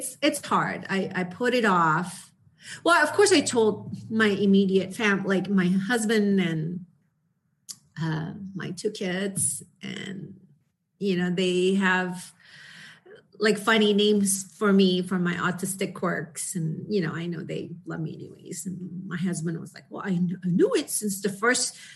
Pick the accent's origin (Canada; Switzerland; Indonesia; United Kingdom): Indonesia; moved away; I came from Indonesia